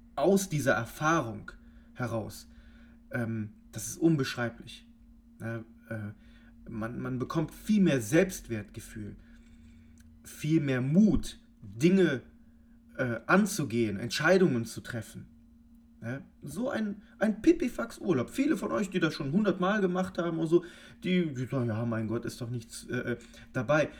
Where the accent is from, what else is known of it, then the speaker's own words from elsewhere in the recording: Cologne, North Rhine-Westphalia, Germany; wir kommen hier aus Köln